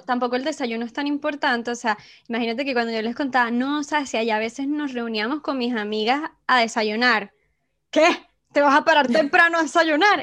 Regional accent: Venezuela; accent: Venezuelan; moved away

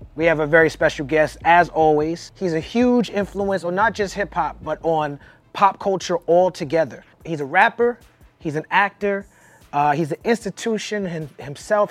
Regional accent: New York, United States; growing up in New York

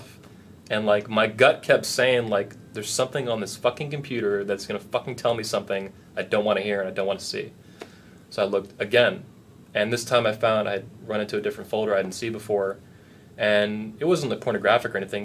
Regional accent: Cape Coral, Florida, United States; moved away as an adult; also born or lived in Fort Myers, Florida / Lehigh Acres, Florida; now in Orlando, United States; I'm actually from Cape Coral, Cape Coma, home of the nearly dead, newly wed. But I went to high school in Fort Myers, so I know the area pretty well

